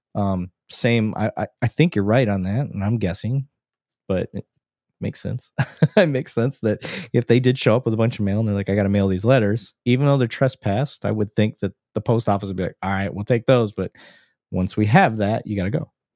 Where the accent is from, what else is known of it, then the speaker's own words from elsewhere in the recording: Flint, Michigan, United States; now in Texas, United States; we grew up around Flint, um, Mount Morris area.